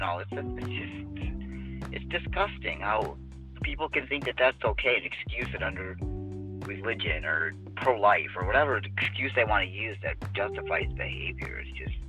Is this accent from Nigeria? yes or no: no; near Notre Dame, Indiana, United States; I grew up, you know, not too far from where she went to school in Notre Dame.